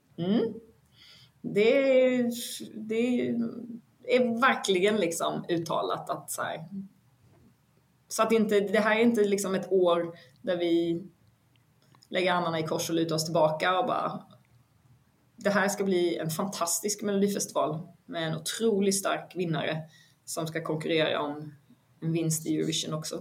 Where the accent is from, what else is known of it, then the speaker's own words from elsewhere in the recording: Vetlanda, Jönköping County, Sweden; jag är ju från Vetlanda